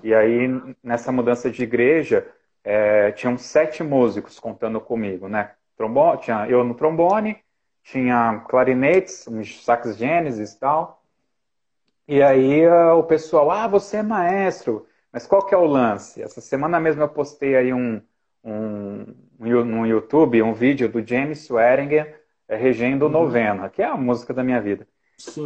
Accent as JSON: {"language": "Portuguese", "town": "Ribeirão Pires", "region": "São Paulo", "country": "Brazil", "tie": "born or raised there", "said": "Em 92, fiz 14 anos, 92, eu era guarda-mirim aqui em Ribeirão Pires"}